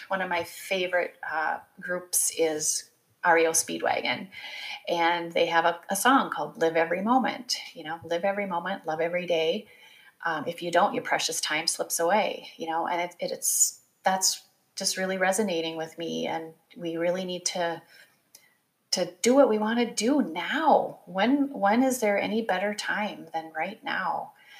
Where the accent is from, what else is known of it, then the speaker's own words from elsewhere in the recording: Midwest, United States; Growing up in the Midwest as the oldest of four kids, you kind of do what you're told to do.